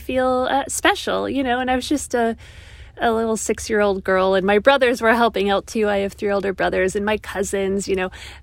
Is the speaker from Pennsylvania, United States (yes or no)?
yes; Pittsburgh, Pennsylvania, United States; my hometown of Pittsburgh, Pennsylvania, in the United States